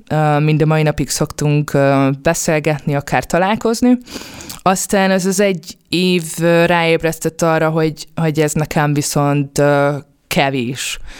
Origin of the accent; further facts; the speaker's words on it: Budapest, Hungary; also born or lived in Kaposvár / Pécs; én Budapesten születtem, budapesti vagyok